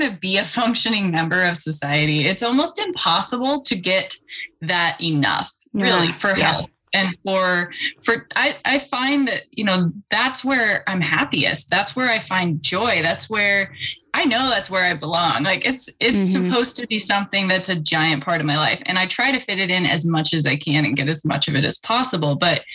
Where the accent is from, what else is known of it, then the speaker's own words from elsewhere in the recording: Idaho, United States; So I was born in Idaho and I was born into a family that was very outdoor focused